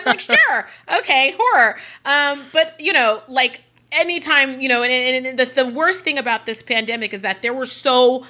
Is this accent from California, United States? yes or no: yes; San Francisco, California, United States; also born or lived in Los Angeles; I'm from San Francisco.